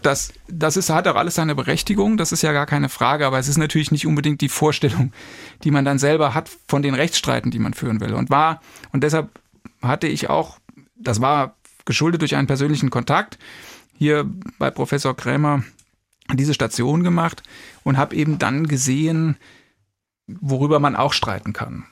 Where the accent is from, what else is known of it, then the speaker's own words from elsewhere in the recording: Kirkel, Saarland, Germany; moved away; ich komme ursprünglich aus dem Saarland, bin in Kirkel, das ist ein kleines Dorf, etwa 25 Kilometer östlich von Saarbrücken aufgewachsen